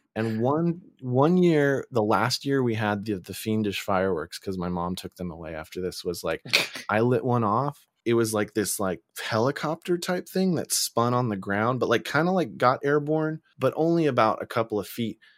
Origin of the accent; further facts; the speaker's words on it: East Bay, California, United States; when we were in high school growing up in the East Bay